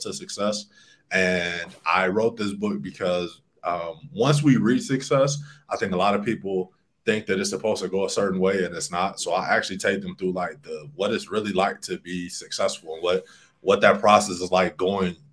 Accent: Alton, Illinois, United States; now in Medellin, Colombia; I grew up in Alton, Illinois, a little town no one has probably heard of.

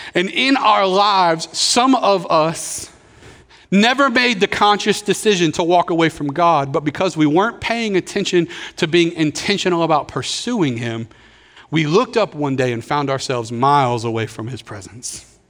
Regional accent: Pensacola, Florida, United States; I grew up here in Pensacola, so uh, moved here when we were six

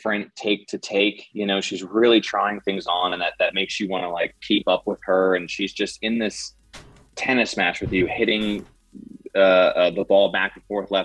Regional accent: Delaware, United States; I'm from Delaware, and I went to college at Syracuse University

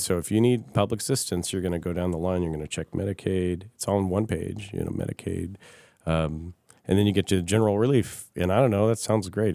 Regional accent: Kirkland, Washington, United States; now in Fairbanks, United States; I grew up in Washington State in uh, city of Kirkland in kind of the suburbs.

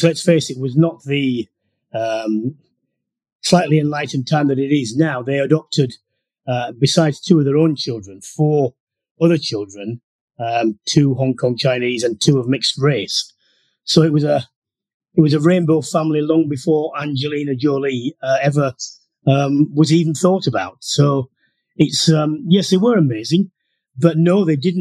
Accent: Halifax, Yorkshire and the Humber, United Kingdom; I was brought up in Yorkshire, Halifax in Yorkshire

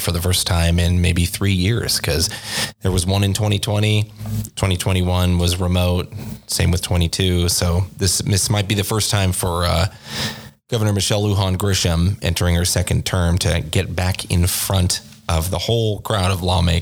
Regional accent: Oregon, United States; now in New Mexico, United States; I'm from Oregon

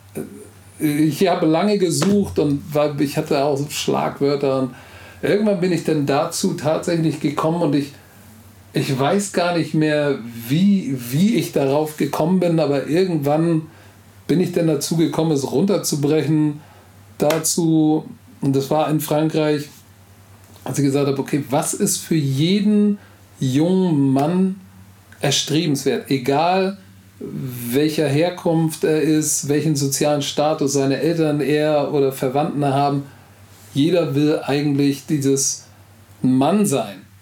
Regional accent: Hamburg, Germany; first language German; Heimat ist für mich da, wo ich aufgewachsen bin, wo ich jeden Stein kennen, wo du mir jetzt die Augen verbinden kannst und ich kannst mich jetzt hier in der Schanze rauslassen

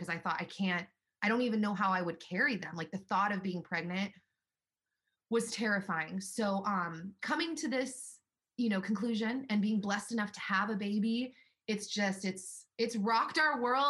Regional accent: Los Angeles, California, United States; now in Nashville, United States; And I'm from Los Angeles

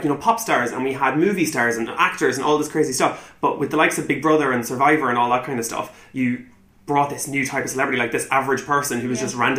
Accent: Dundalk, County Louth, Ireland; my hometown

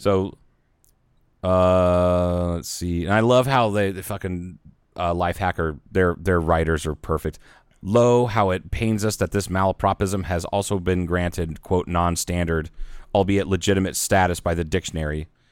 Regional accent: Southern Midwest, United States; also born or lived in Northwest Arizona; now in Arizona, United States; but it's like Southern Midwest, 'cause I'm not from the Upper Midwest

